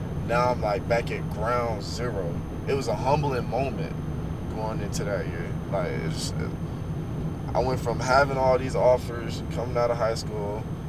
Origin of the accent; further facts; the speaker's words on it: Oklahoma, United States; born there; Nah, because I was born in Oklahoma, so it snows in the Midwest.